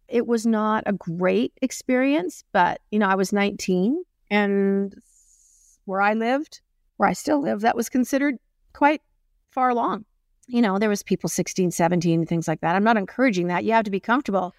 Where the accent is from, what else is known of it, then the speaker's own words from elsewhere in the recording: Springbank, Alberta, Canada; growing up in Spring Bank, Alberta